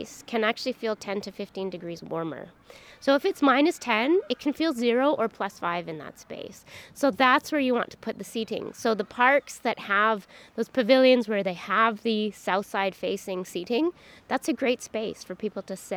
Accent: Edmonton, Alberta, Canada; moved away as an adult; also born or lived in Prince George, British Columbia; now in Edmonton, Canada; I actually grew up in Edmonton, but I was born in Northern Alberta and grew up here.

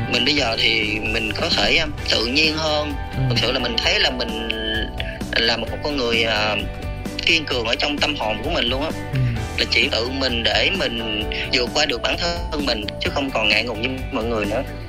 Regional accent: Southern Vietnam, Vietnam; accent: southern; mình nói giọng miền nam

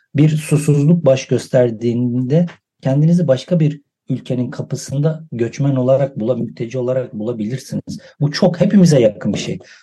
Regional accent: Van, Turkey; also born or lived in Edirne; Van sınırında doğup büyüdüm.

